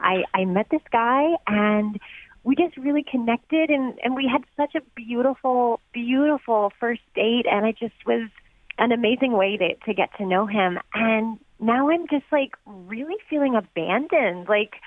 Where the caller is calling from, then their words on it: Yellow Springs, Ohio, United States; Yeah, I'm from Yellow Springs.